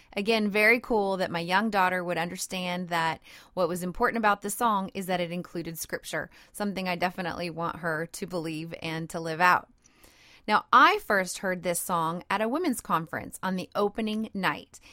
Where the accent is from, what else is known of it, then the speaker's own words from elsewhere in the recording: Cajun country, South Louisiana, United States; I'm a Cajun girl, and I live in Cajun country in South Louisiana